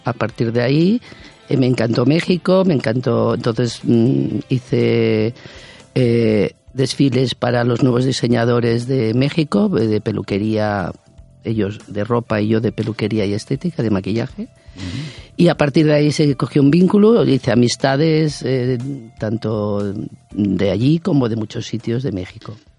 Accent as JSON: {"language": "Spanish", "region": "Extremadura", "country": "Spain", "moved": "yes", "lives_now": "Barcelona, Spain", "said": "estoy en Barcelona, me considero catalana, pero soy de Extremadura"}